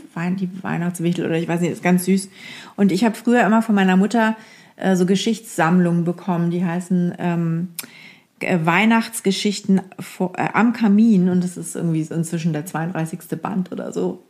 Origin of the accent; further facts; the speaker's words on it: Lower Saxony, Germany; Ich bin ja aus Friesen